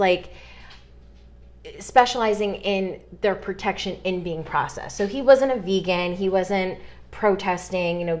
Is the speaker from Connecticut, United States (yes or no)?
yes; Connecticut, United States; now in North Carolina, United States; I'm from New England, specifically Connecticut